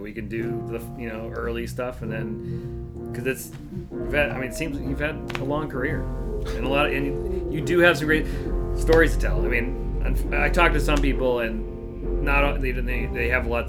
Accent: Upton, Massachusetts, United States; I grew up in Upton.

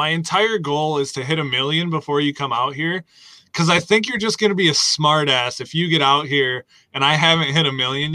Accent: Wisconsin, United States; I'm from Wisconsin

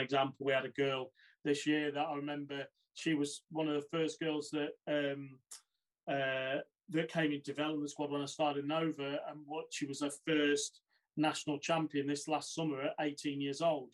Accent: Boston, East Midlands, United Kingdom; moved away; originally, uh, I'm from Lincolnshire, so I started a small town, uh, Boston

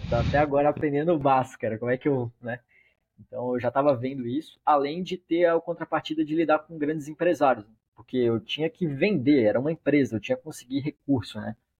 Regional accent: Brazil; como um bom brasileiro

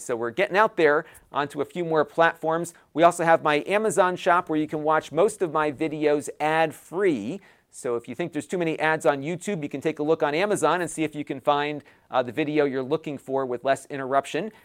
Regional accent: Connecticut, United States; in my home state of Connecticut

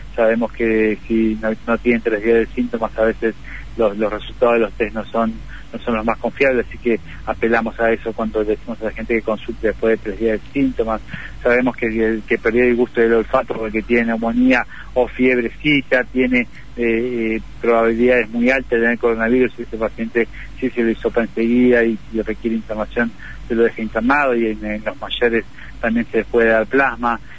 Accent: Argentina; como argentinos

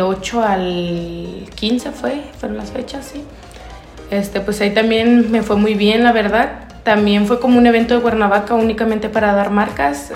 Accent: Acaponeta, Nayarit, Mexico; de allá de mi rancho, de Caponeta

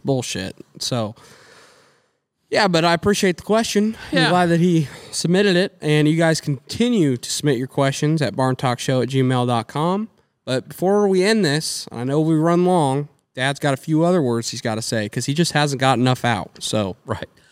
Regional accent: United States; we're American people

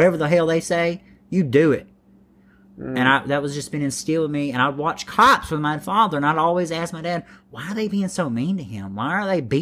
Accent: Memphis, Tennessee, United States; a white privileged kid from the South

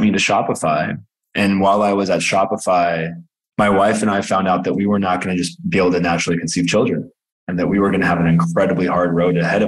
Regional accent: Alameda, California, United States; I grew up in a small town, Alameda, California

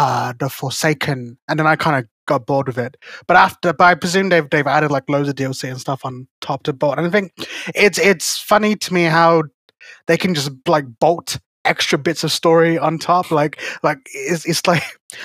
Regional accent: United Kingdom; I'm British

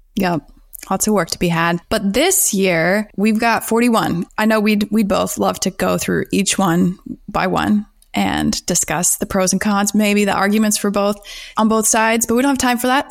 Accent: Texas, United States; Texas, my home state

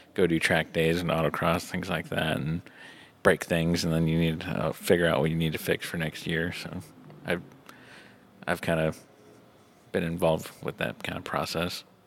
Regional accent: Indiana, United States; also born or lived in Atlanta, Georgia; I've spent most of my life in Indiana

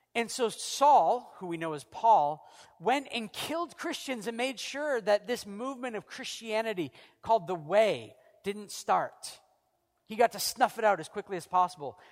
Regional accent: United States; now in Canada; I'm an American and Canadian

